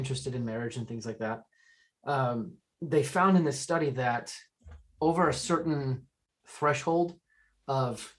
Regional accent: Utah, United States; I'm from Utah. We come from the land of, you know, really, really cheap weddings generally

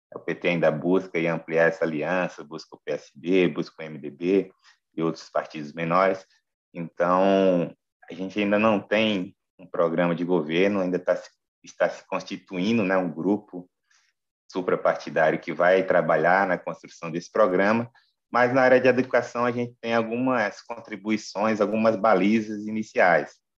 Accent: Rio Grande do Norte, Brazil; moved away as an adult; now in Brasília, Brazil; sou oriundo do Rio Grande do Norte, mas estou radicado em Brasília desde o golpe de 2016

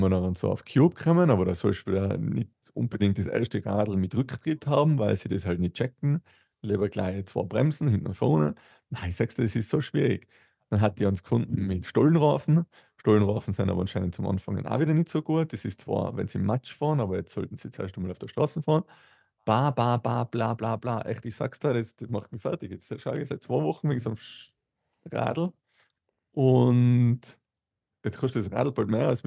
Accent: Tyrol, Austria; So wie ich immer bei uns in Tirol gesagt.

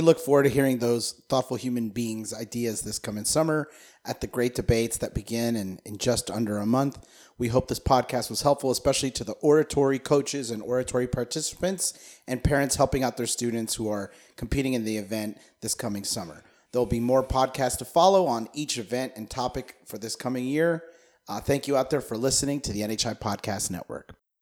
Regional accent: United States; as an American

